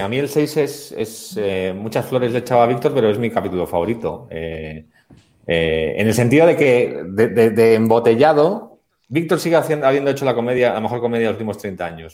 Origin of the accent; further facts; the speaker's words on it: Basque Country, Spain; somos los dos vascos